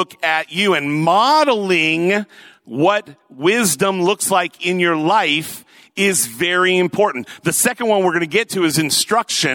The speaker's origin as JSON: {"language": "English", "town": "Lakewood", "region": "Washington", "country": "United States", "tie": "born or raised there", "said": "I was born and raised up there in Oak Brook, Lakewood area, that sort of thing. Went away for college, but came back here"}